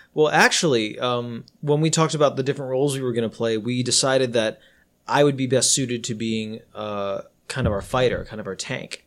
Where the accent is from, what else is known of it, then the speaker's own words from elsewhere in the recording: United States; I am Asian American